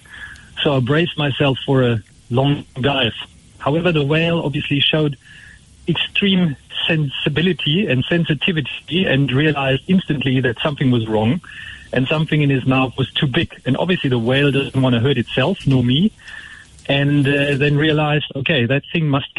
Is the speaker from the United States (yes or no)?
no; Germany; now in Port Elizabeth, South Africa; I'm from Germany originally, so I actually grew up far away from the sea.